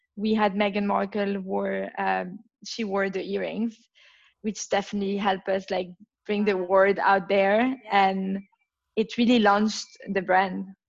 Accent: Belgium; accent: French; English is a second language; now in London, United Kingdom; I come from Belgium, as you can tell from my accent, my French accent. I grew up uh, in Belgium

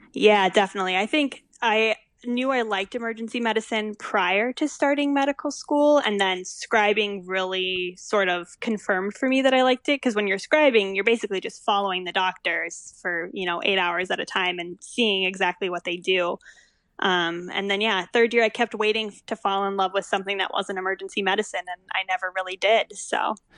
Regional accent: Stillwater, Minnesota, United States; moved away as an adult; also born or lived in Evanston, Illinois; I grew up in Stillwater, which is just north of the Twin Cities

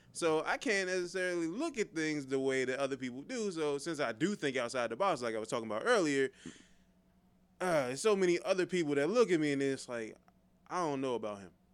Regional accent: Forestville, Maryland, United States; I'm from Forestville

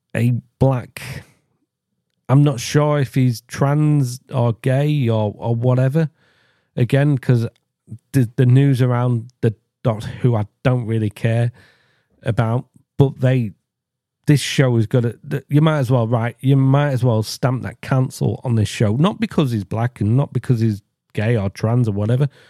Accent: England, United Kingdom; I am English

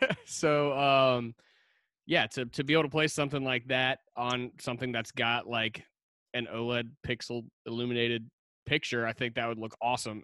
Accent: Lugoff, South Carolina, United States; I grew up here in Lugoff, South Carolina

